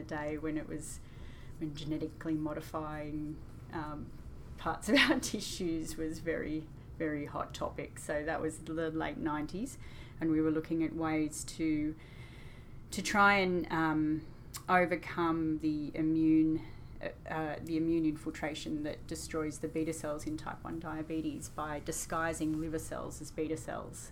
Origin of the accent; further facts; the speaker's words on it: Albury, New South Wales, Australia; moved away as an adult; also born or lived in Sydney; In Albury